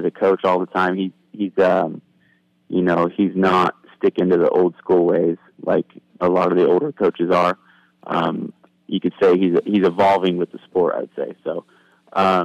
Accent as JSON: {"language": "English", "region": "Oregon", "country": "United States", "tie": "born or raised there", "also_born_or_lived": "Oklahoma", "said": "come back to my home state"}